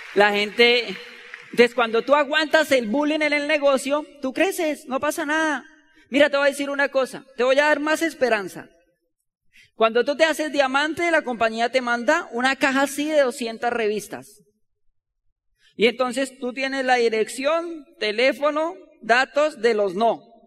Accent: Bogotá, Colombia; Nosotros no somos de Ciudad Bolívar, ¿sabían eso? Pero somos de otra loma igual, vecina

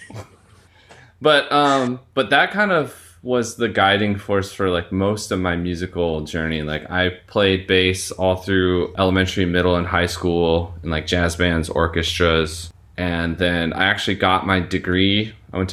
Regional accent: Washington, United States; moved away as an adult; also born or lived in Big Island, Hawaii / Oahu, Hawaii; now in Kauai, United States; After I was adopted, we moved to Washington State where I grew up. I grew up mostly in Washington State

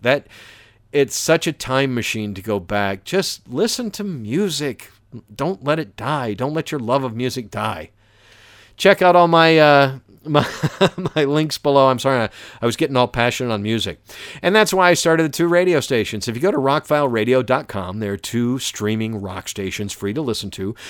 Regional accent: Atlanta, Georgia, United States; also born or lived in Valdosta, Georgia; I grew up in the suburbs of Atlanta

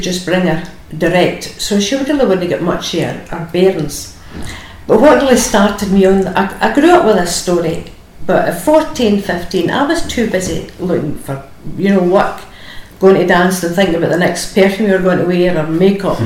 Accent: Larkhall, Scotland, United Kingdom; I was born in Loch Hall in 1950

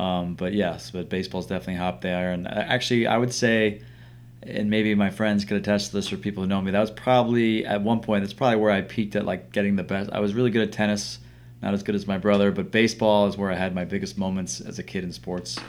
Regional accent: New York City, New York, United States; I grew up around New York City

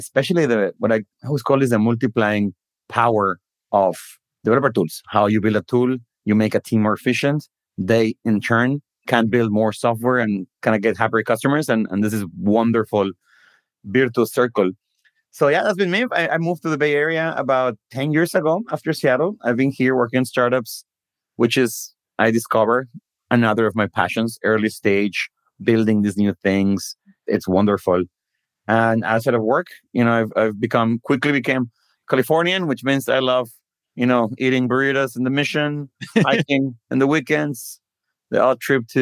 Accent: Guadalajara, Jalisco, Mexico; moved away as an adult; also born or lived in Redmond, United States; I was born in Mexico, in Guadalajara. I grew up there, went to school there

